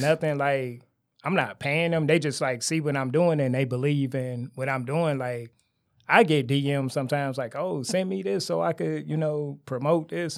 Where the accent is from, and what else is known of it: Detroit, Michigan, United States; born or raised there; also born or lived in Garden City